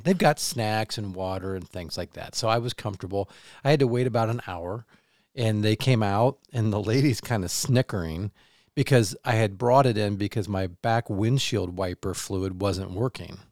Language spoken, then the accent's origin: English; Kansas City, United States; moved away as an adult; now in Michigan, United States; I grew up in Kansas City